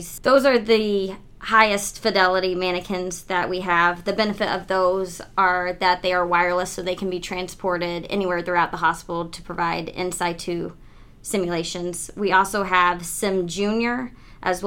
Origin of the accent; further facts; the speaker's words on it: Southern Illinois, United States; moved away as an adult; also born or lived in Bradenton, Florida; now in Michigan, United States; I was born in Southern Illinois and grew up there